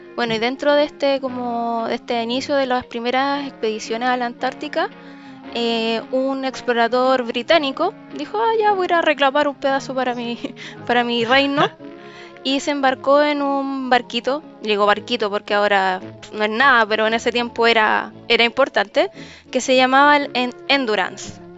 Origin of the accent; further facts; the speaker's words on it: Chile; los chilenos nos caracterizamos